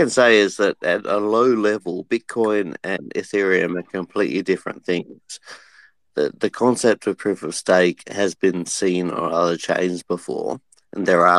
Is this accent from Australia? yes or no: yes; Australia; I'm from Australia.